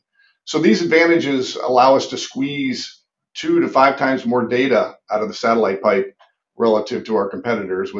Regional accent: Cleveland, Ohio, United States; moved away as an adult; also born or lived in Indiana / Los Angeles, California; I'm originally from Cleveland, Ohio, and still a Browns fan

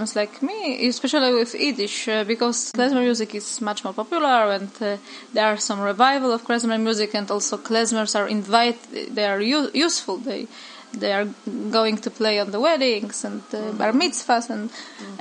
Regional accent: Warsaw, Masovian Voivodeship, Poland; From Warsaw, from Old Prague.

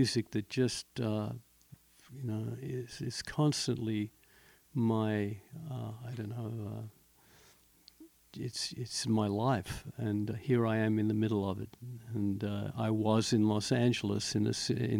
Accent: Australia; also born or lived in Prague, Czech Republic; now in United States; Australia, where I grew up

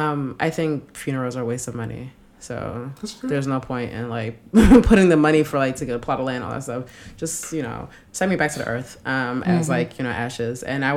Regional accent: Newark, New Jersey, United States; the first thing I would say is Newark, you know, because I was born and raised there. Nigeria is ancestral lands.

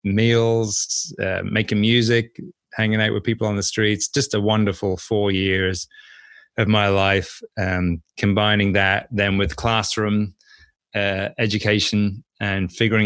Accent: Norwich, East of England, United Kingdom; So anyway, I grew up in Norwich, spent the first 24 years of my life there.

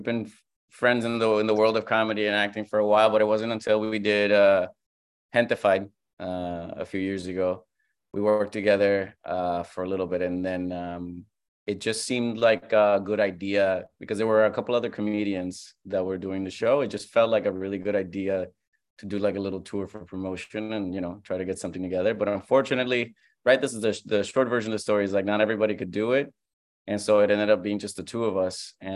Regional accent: Puerto Rico; moved away as an adult; also born or lived in Fresno, California / New York; now in Los Angeles, United States; I am from Puerto Rico. I was born and raised in Puerto Rico, and I left after my freshman year of college

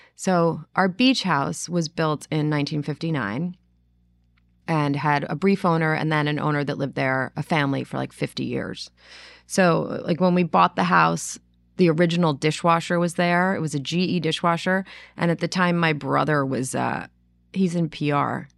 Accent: New York City, New York, United States; moved away; growing up in New York City, we had a lot of mice

